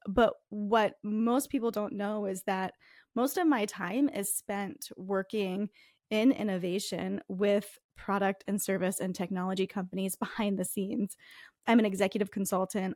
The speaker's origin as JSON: {"language": "English", "region": "Northeast", "country": "United States", "also_born_or_lived": "Minnesota", "accent": "Northeast", "moved": "as an adult", "said": "My Northeast accent"}